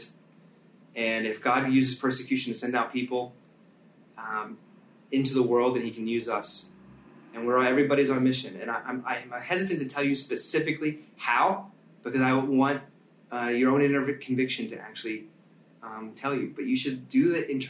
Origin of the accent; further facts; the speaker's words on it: United States; as American Christians